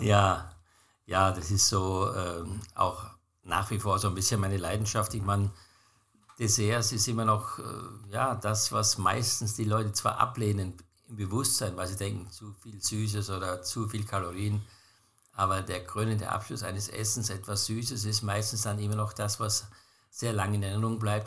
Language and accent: German; Austria; bei uns in Österreich